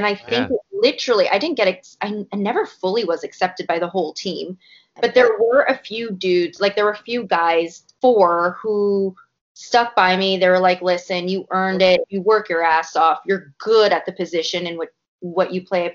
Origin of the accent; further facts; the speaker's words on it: Canada; a Canadian myself